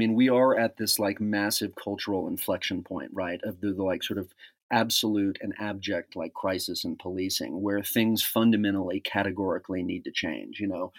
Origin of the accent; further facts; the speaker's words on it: Dallas, Texas, United States; I was raised in Dallas, Texas, and my dad was a district attorney, actually in the DA's office, depicted in Errol Morris's film, The Thin Blue Line.